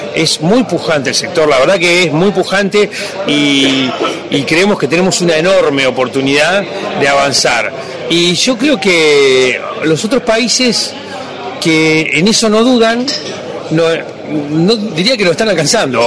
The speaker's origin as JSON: {"language": "Spanish", "country": "Argentina", "said": "como país"}